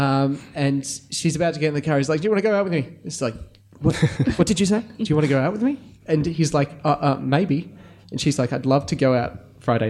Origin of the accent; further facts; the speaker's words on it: Australia; being Australian is as much about what we're not as what we are